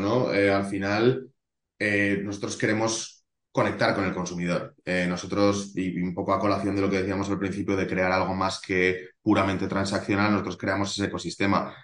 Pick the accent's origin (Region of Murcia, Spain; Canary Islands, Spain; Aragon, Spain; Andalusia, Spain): Aragon, Spain; Zaragoza; Y yo soy de Zaragoza, he vivido aquí toda la vida